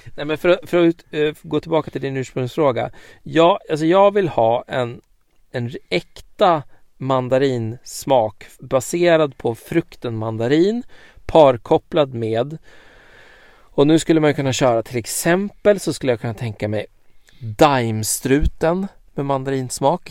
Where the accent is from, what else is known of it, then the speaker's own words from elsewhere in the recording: Sweden; som svensk